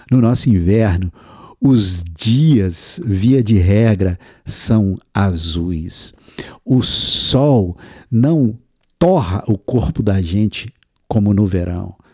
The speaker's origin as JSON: {"language": "Portuguese", "town": "Castro Alves", "region": "Bahia", "country": "Brazil", "tie": "born or raised there", "said": "Meu avô, no interior da Bahia, do lugar onde eu nasci, e olha que eu nasci numa pequena cidade do interior chamada Castro Alves"}